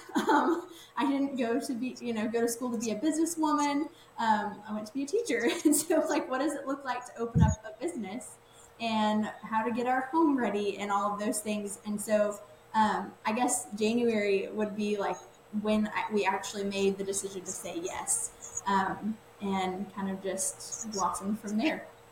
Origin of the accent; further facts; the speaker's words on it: Waco, Texas, United States; I graduated and then came back to like my hometown. I live like in the Waco area.